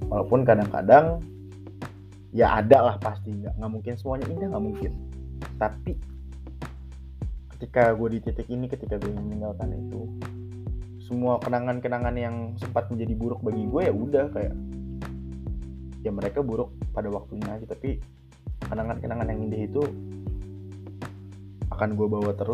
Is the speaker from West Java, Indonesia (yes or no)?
yes; Depok, West Java, Indonesia; gue tumbuh di Depok kota yang menurut orang-orang tuh absurd gue juga mikir absurd sih ya, cuman ini adalah tempat dimana gue tumbuh gitu ini tempat dimana gue berkembang